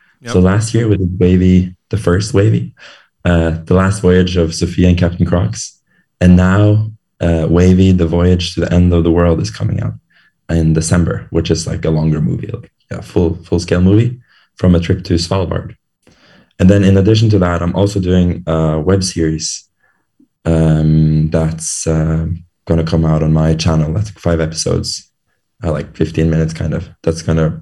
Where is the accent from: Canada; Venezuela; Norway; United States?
Norway; I'm from Norway